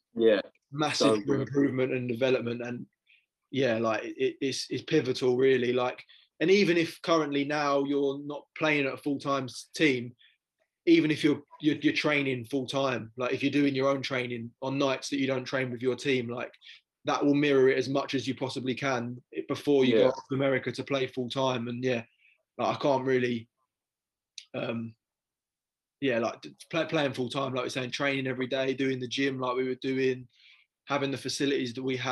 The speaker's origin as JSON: {"language": "English", "region": "England", "country": "United Kingdom", "said": "we're English"}